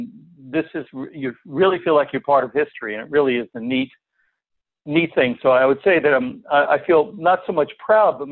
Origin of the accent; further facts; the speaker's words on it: East Coast, United States; growing up on the East Coast